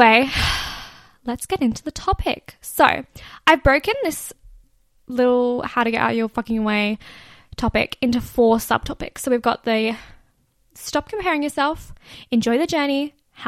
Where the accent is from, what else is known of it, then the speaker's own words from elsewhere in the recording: Gold Coast, Queensland, Australia; I'm here in my hometown at a normal job, going to university, doing the normal stuff